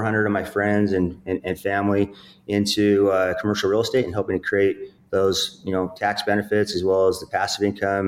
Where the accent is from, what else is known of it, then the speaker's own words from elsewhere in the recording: Utah, United States; I'm from Utah, small town. I grew up in a really poor income